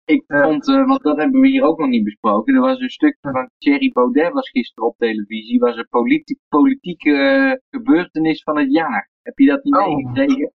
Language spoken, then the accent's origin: Dutch; Netherlands; now in Serbia; wij als Nederlander